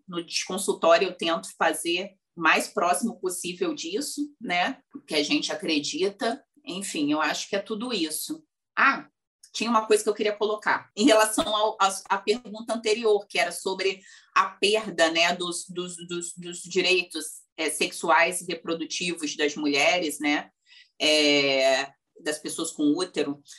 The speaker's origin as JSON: {"language": "Portuguese", "region": "Rio de Janeiro", "country": "Brazil", "tie": "born or raised there", "said": "no lugar onde eu cresci, na verdade, que é uma região periférica aqui do Rio de Janeiro"}